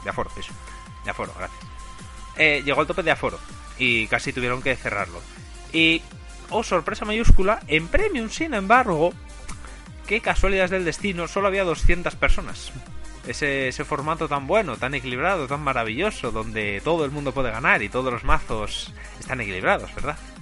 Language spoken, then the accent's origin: Spanish; Spain; como español